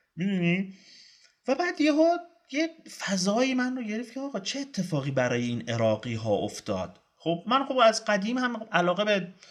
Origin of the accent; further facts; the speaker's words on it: Iran; من ایرانیم